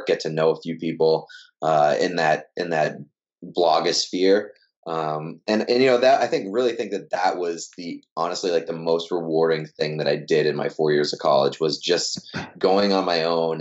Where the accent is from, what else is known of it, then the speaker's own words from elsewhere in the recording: Waltham, Massachusetts, United States; I grew up in Waltham, Massachusetts, and then I went to Endicott College in Beverly, Massachusetts